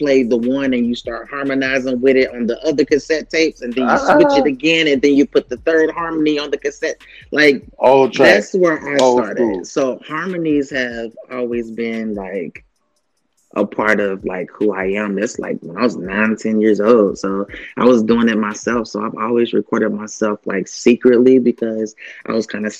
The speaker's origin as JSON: {"language": "English", "region": "Kentucky", "country": "United States", "tie": "born or raised there", "said": "because I grew up in Kentucky"}